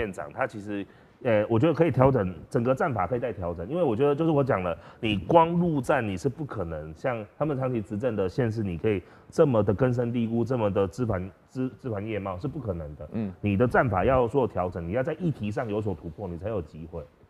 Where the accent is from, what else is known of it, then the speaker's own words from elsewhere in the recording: Tainan, Taiwan; moved away as an adult; now in Pingtung, Taiwan; 我是台南人